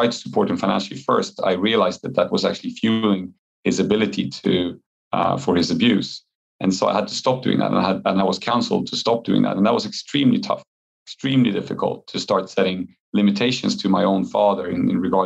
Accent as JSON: {"language": "English", "country": "Poland", "tie": "born or raised there", "moved": "yes", "said": "since it's my home country"}